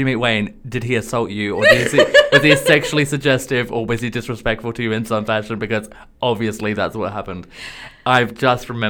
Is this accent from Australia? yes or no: yes; Australia; I'm from Australia.